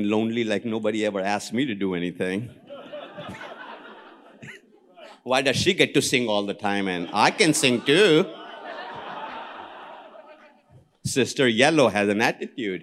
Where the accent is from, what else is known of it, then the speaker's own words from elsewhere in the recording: India; I am an Indian.